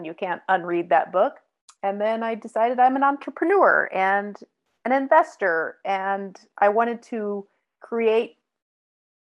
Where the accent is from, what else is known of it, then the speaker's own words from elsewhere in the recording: Salt Lake City, Utah, United States; I grew up in Utah, Salt Lake City suburbs